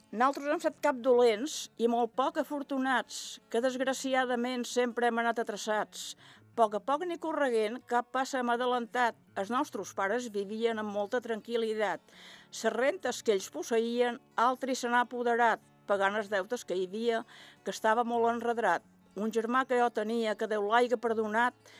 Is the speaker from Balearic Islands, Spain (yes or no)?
yes; Sant Jordi de ses Salines, Balearic Islands, Spain; Vaig néixer a Sant Jordi